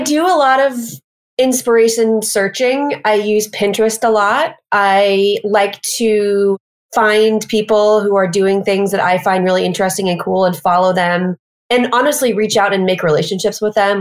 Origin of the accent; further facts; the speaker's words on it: Missouri, United States; moved away as an adult; now in New York City, United States; I'm from the Midwest in Missouri. And I moved here.